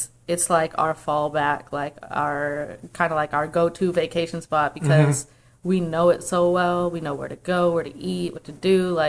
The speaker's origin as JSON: {"language": "English", "area": "outside New Orleans", "region": "Louisiana", "country": "United States", "tie": "born or raised there", "moved": "yes", "said": "And I grew up right outside New Orleans, like an hour away."}